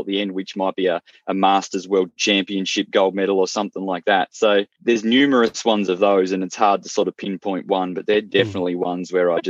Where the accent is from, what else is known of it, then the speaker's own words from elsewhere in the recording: the Otways, Victoria, Australia; also born or lived in Melbourne, Australia; I moved back to the country from Melbourne, where I was down in Melbourne for 20 years. I've been back here for sort of 18 months in the country, just at the base of the Otways